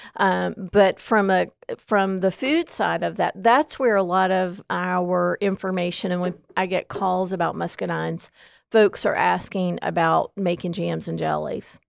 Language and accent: English; Southwestern Virginia, United States; moved away as an adult; now in Gaston County, North Carolina, United States; I came from Southwestern Virginia, so muscadines were really new to me twenty years ago when I came to Gaston County